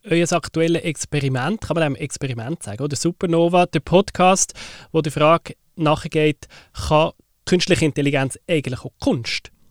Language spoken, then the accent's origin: German; Switzerland; Bei uns in der Schweiz